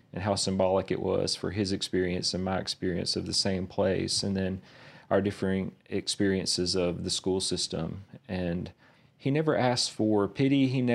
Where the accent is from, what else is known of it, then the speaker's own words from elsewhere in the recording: Verona, United States; So I grew up on Martin Luther King Drive in a little town called Verona. And so it's very much a marginalized part of town